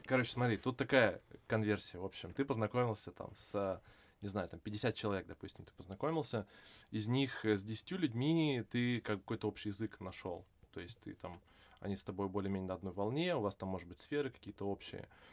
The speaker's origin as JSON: {"language": "Russian", "town": "Vladivostok", "region": "Primorsky Krai", "country": "Russia", "tie": "born or raised there", "also_born_or_lived": "Ireland / Singapore / France", "moved": "yes", "said": "я э, вырос во Владивостоке"}